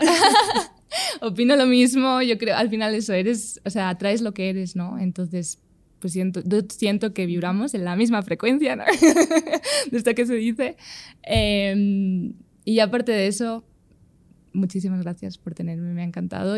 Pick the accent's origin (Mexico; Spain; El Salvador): Spain